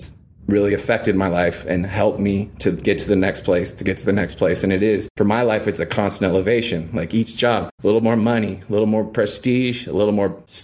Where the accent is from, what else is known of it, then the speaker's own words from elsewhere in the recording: Paradise, California, United States; moved away; also born or lived in Los Angeles, California / New York; I was born in Los Angeles. My parents divorced when I was 2. My mother remarried. We moved to Northern California. So I grew up in a town called Paradise, California